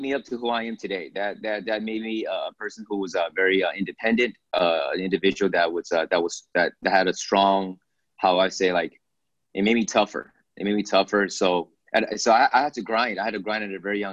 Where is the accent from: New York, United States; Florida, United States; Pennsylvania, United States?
Pennsylvania, United States; Philadelphia; also born or lived in Beijing, China / Hong Kong; now in Los Angeles, United States; my family, first generation of immigrants, moved to Philadelphia, Pennsylvania, where I stayed there the early stages of my life